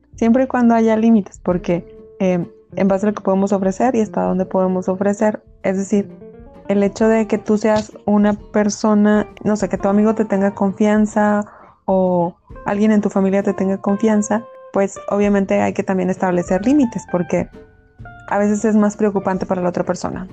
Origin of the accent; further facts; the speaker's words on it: Mexico; como buen mexicano